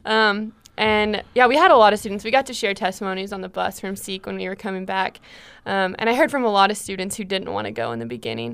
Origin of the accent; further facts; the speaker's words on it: St. Louis, Missouri, United States; moved away as an adult; now in Stillwater, United States; I am from Saint Louis, Missouri.